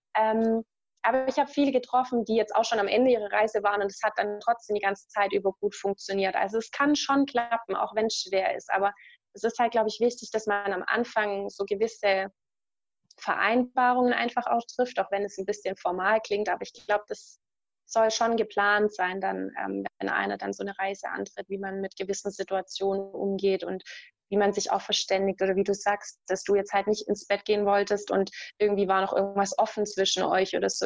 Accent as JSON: {"language": "German", "country": "Germany", "said": "ich mag auch meine Heimat. Also es ist jetzt nicht so, dass ich mich unwohl fühle in Deutschland"}